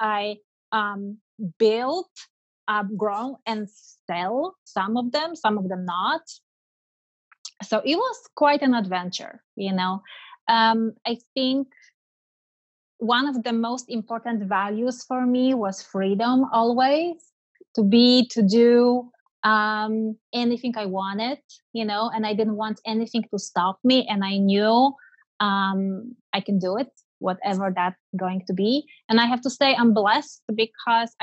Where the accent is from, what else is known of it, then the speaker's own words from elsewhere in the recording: Poland; moved away as an adult; So I'm typical European, born and raised in Poland